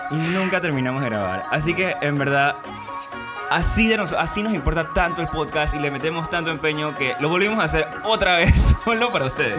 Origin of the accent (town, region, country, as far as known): Panama